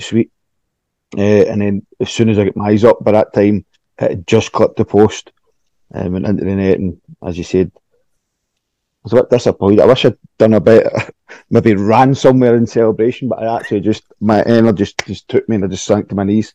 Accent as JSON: {"language": "English", "town": "Clydebank", "region": "Scotland", "country": "United Kingdom", "said": "I'm from Clydebank, grew up a Celtic supporter"}